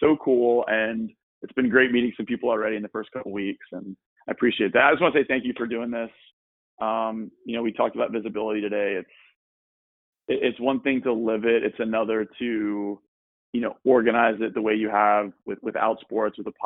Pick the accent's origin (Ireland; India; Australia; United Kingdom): Australia; also born or lived in Washington, D.C., United States; now in Texas, United States; I also grew up in Australia for most of my childhood